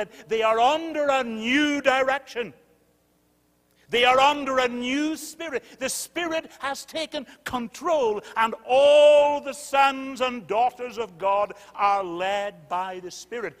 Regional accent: United Kingdom; I'm British

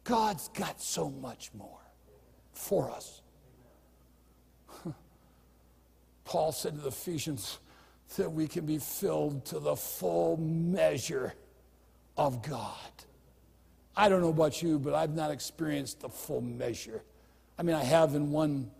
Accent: United States; as an American

